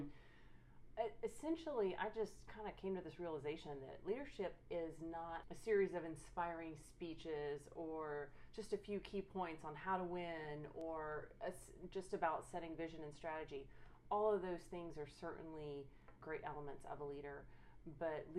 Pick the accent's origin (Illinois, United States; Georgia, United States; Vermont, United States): Georgia, United States; Marietta; moved away as an adult; now in Dallas, United States; I'm originally from Atlanta, Georgia area, Marietta, Georgia to be specific